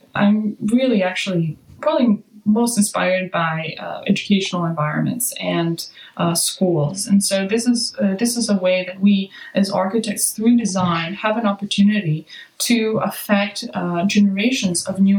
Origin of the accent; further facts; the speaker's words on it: Serbia; now in Los Angeles, United States; I'm also from Serbia, and today is Serbian Christmas